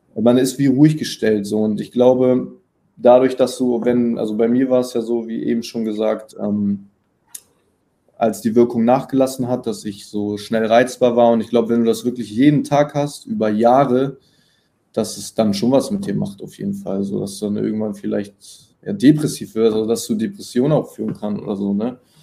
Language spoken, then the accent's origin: German; Hamburg, Germany; accent: northern; now in Berlin, Germany; ich komme aus Hamburg, bin jetzt äh, nach Berlin gezogen